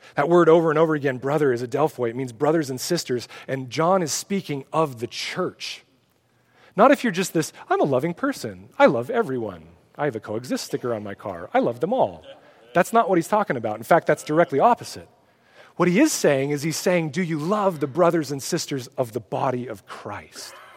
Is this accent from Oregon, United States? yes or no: yes; Oregon, United States; I'm from Oregon.